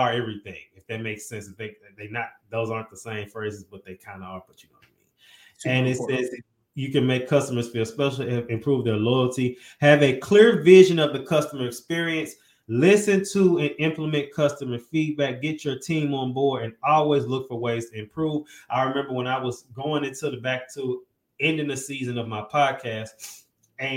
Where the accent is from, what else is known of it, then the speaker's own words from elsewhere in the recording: St. Louis, Missouri, United States; I'm from St. Louis